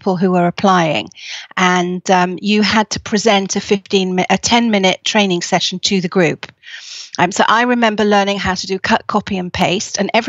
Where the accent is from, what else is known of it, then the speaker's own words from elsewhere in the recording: Leeds, Yorkshire and the Humber, United Kingdom; I was born in Leeds